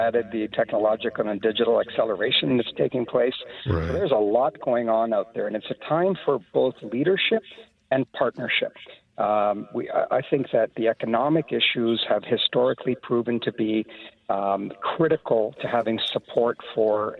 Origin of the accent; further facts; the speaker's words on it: Canada; to me as a Canadian, to me as a minority